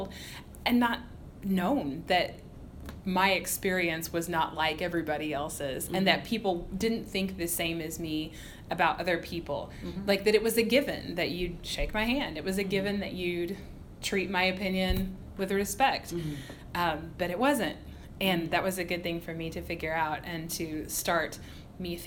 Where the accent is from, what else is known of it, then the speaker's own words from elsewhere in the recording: Southern Illinois, United States; moved away as an adult; also born or lived in Mississippi; now in Virginia, United States; I was very sheltered as a small town Midwestern girl